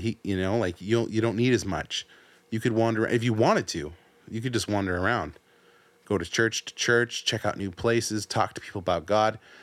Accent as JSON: {"language": "English", "country": "United States", "also_born_or_lived": "San Diego", "said": "us being Americans, us living in the city we live"}